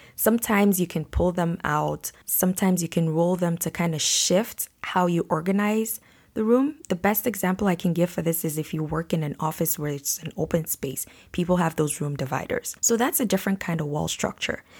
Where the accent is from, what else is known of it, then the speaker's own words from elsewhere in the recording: Nigeria; now in Canada; I'm from Nigeria where we build houses with concrete